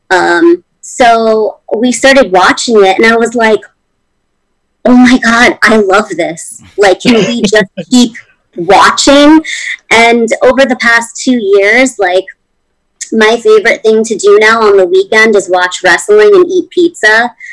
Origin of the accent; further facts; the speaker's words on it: East Coast, United States; I mean, I'm from the East Coast